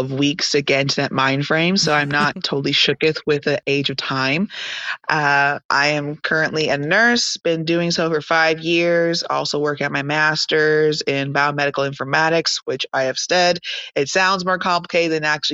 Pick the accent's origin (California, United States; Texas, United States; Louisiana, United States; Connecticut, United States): Texas, United States; Tyler; I was born and raised in a small city called Tyler, Texas